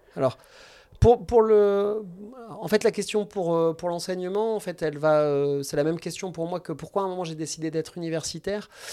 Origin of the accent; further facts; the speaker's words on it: Angers, Pays de la Loire, France; je suis un pur produit angevin. J'ai fait mes études médicales à Angers